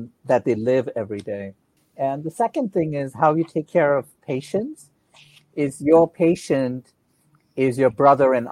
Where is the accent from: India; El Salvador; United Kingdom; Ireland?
India; moved away as an adult; now in Atlanta, United States; Yeah, I was born in India. I was an Air Force brat.